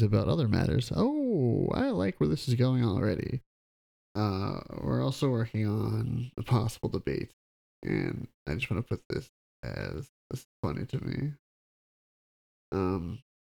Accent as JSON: {"language": "English", "region": "Midwest", "country": "United States", "said": "I'm from the Midwest"}